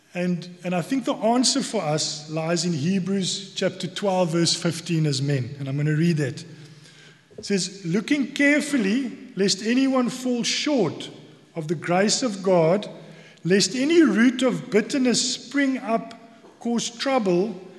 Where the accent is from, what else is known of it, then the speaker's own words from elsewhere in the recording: South Africa; accent: South African; now in Cork, Ireland; you might hear from my accent that I'm from South Africa.